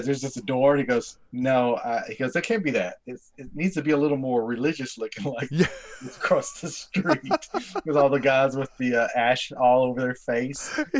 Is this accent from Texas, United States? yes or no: yes; Texas, United States; because we're from Texas, okay?